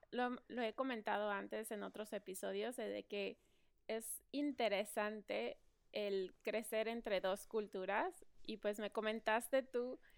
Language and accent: Spanish; Mexico; pues yo como mexicana, yo, eh, eh, espera